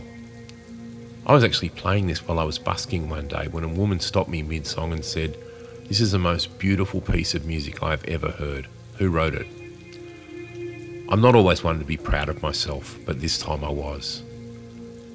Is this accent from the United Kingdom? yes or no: no; Australia; Being Australian